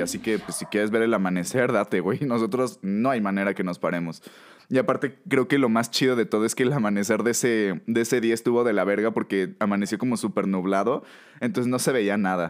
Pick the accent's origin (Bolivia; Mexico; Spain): Mexico